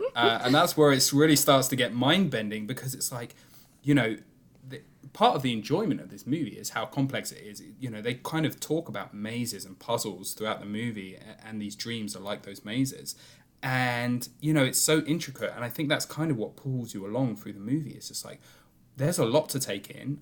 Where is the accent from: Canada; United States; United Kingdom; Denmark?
United Kingdom; I'm a Brit